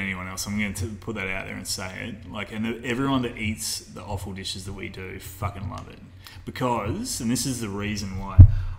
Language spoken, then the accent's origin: English; Perth, Western Australia, Australia; moved away; I grew up in Perth